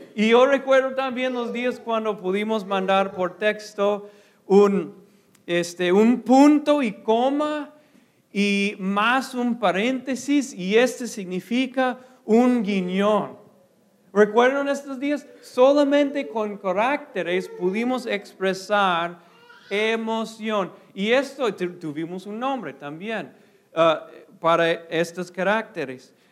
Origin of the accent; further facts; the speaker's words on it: United States; Spanish is a second language; moved away; soy gringo primero